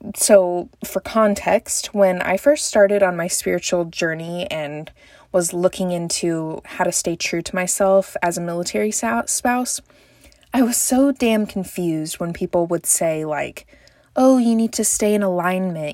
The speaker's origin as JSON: {"language": "English", "region": "Texas", "country": "United States", "said": "I'm from Texas"}